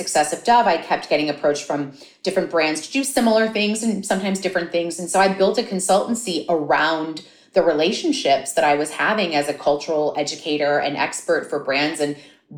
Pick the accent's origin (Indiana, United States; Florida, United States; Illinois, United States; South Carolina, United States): Florida, United States; Miami; I grew up in Miami